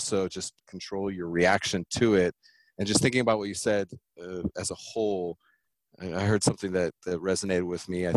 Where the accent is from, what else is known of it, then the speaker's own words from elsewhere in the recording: California, United States; I'm from California